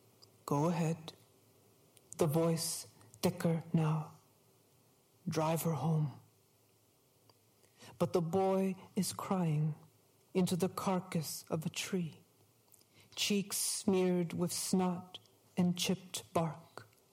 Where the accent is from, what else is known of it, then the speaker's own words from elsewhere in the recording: New England, United States; Growing up in New England, I was surrounded by hunting.